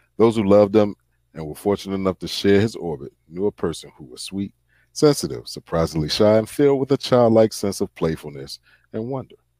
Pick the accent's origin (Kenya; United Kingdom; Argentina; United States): United States; the South; growing up in the South